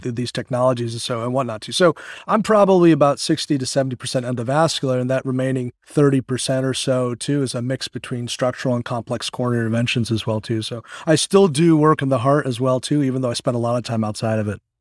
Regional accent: Connecticut, Massachusetts area, Northeast, United States; now in Bradenton, United States; I hail from the Northeast. I, I kinda grew up in, uh, in Connecticut, Massachusetts area

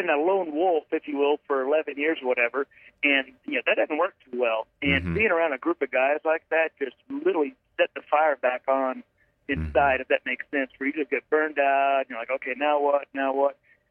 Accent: Fort Worth, Texas, United States; I grew up around the Fort Worth area, mm-hmm. and I lived here

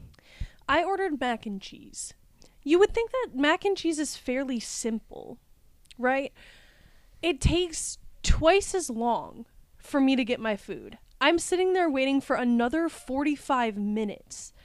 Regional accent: Wisconsin, United States; I'm from Wisconsin.

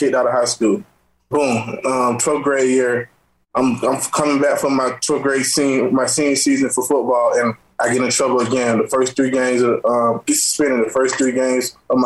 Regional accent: Atlanta, Georgia, United States; I'm from Atlanta, Georgia. Actually born and raised, you know, my whole life.

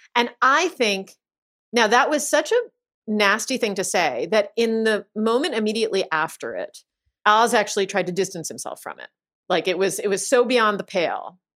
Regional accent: Pennsylvania, United States; I'm from Pennsylvania

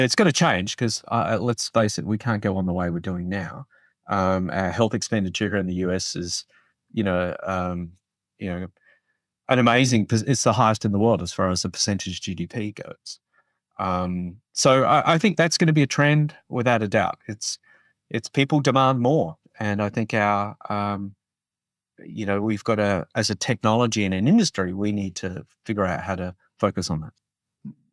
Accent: Australia; moved away; I grew up in Australia, um, so I do have an accent

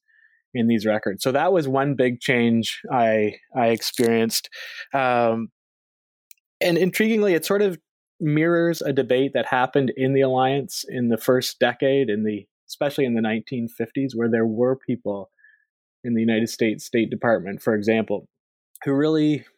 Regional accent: Canada; So I am a Canadian by birth and by background.

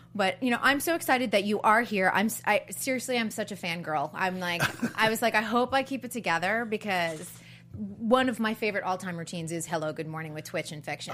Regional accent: Massachusetts, United States; moved away; I'm from a small town in Massachusetts

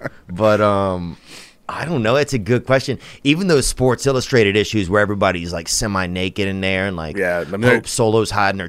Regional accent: Louisiana, United States; moved away; also born or lived in Los Angeles; I'm from Louisiana.

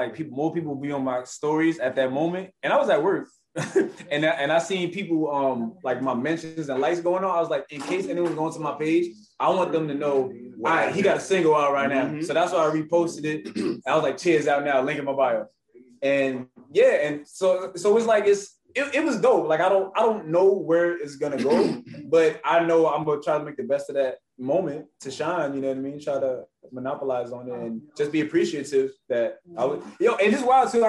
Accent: New York, United States; I told him I'm from New York too. New York. I said, hey, you know, I had to put on for New York.

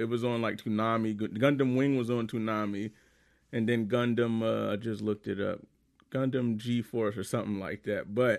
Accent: United States; I'm American.

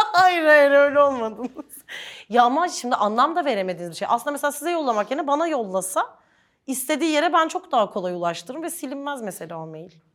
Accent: Ankara, Turkey; toprak manzaralı bir yerde büyüdüğüm için Ankara'da

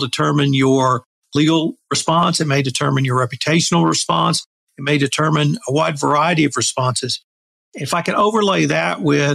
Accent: West Texas, United States; a small liberal arts college near my hometown

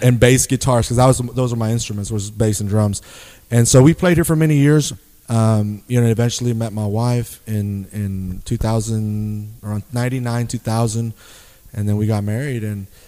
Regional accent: Eagle Pass, Texas, United States; also born or lived in Coahuila, Mexico; now in San Angelo, United States; my old hometown of Eagle Pass

